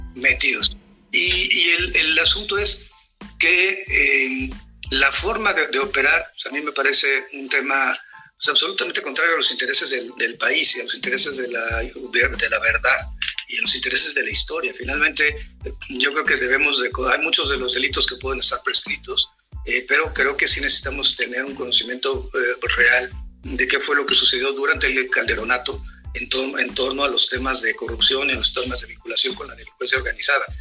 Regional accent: Mexico; como mexicanos y mexicanas

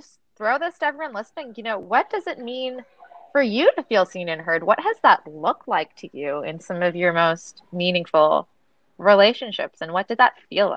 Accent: Toronto, Ontario, Canada; And I'm Canadian, right? So I grew up in Toronto, which is supposedly one of the most multicultural cities in the world.

